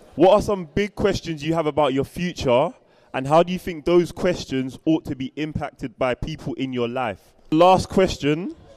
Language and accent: English; London, United Kingdom; I'm from Southeast London and I live in Camberwell